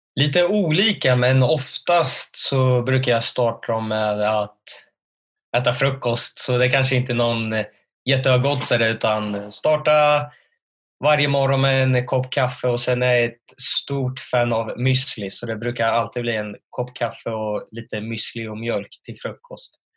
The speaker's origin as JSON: {"language": "Swedish", "town": "Örebro", "region": "Örebro County", "country": "Sweden", "tie": "born or raised there", "said": "född och uppvuxen i Örebro"}